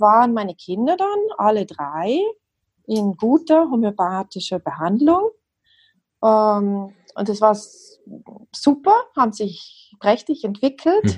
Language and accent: German; South Tyrol, Trentino-Alto Adige, Italy; also born or lived in Madrid, Spain; now in Switzerland; ich komme ursprünglich aus dem Südtirol, das hört man vielleicht ein bisschen, und lebe aber schon sehr lange hier in der Schweiz